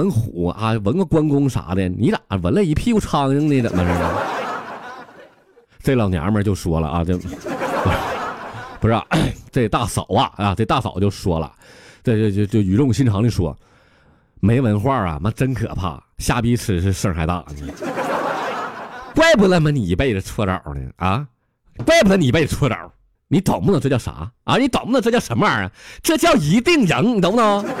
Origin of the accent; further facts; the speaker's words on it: Northeast China, China; 你再看咱们东北人打雪仗，这咋？